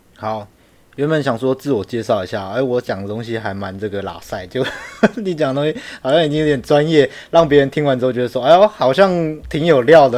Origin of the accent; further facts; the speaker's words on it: Miaoli, Miaoli County, Taiwan; moved away as an adult; now in Beijing, China; 我是来自，呃，苗栗，我是来自台湾苗栗，呃，讲客家话的伙伴。那我目前人是在北京的B N W担任产品经理，我大学是，呃，中央通讯的